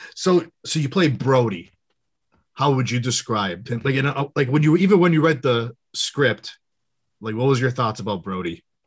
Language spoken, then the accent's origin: English; Western Massachusetts, United States; I'm from Massachusetts